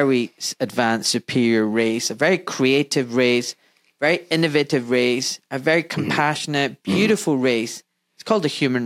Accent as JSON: {"language": "English", "town": "Glasgow", "region": "Scotland", "country": "United Kingdom", "tie": "born or raised there", "said": "I grew up in Glasgow in a Pakistani community"}